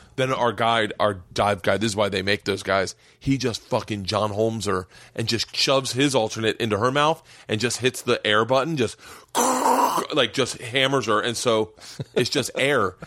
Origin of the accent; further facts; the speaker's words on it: Florida, United States; growing up in Florida